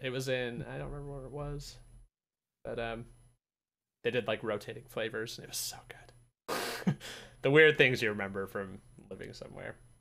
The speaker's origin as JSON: {"language": "English", "region": "Utah", "country": "United States", "said": "I'm from Utah"}